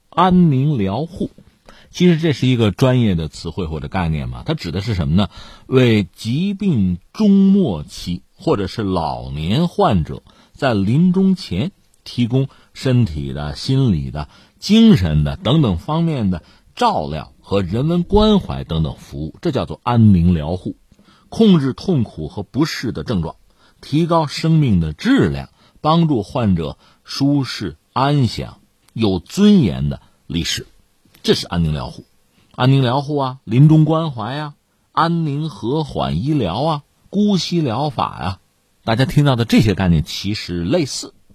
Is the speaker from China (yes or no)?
yes; China; 我们中国人